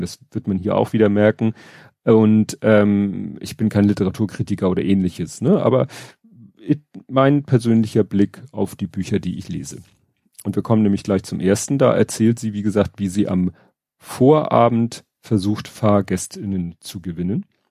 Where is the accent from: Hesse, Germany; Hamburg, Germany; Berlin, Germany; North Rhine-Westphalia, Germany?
Hamburg, Germany; ich als Hamburger